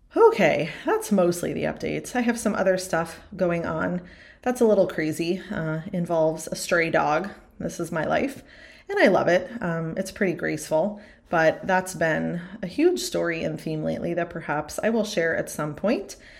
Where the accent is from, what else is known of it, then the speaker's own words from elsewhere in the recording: East Coast, United States; moved away as an adult; also born or lived in Arizona; now in Kentucky, United States; I grew up on the East Coast, went to college on the East Coast.